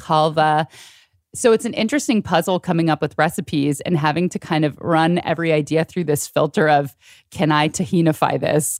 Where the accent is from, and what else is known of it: San Francisco Bay Area, California, United States; born or raised there